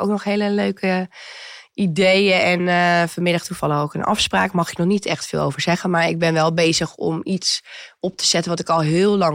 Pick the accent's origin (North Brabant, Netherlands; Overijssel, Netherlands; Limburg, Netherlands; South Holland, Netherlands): Overijssel, Netherlands; Zwolle; moved away as an adult; also born or lived in Amsterdam / Amstelveen; now in Huizen, Netherlands; Oh ik kom uit Zwolle, toen ben ik naar Amsterdam gegaan.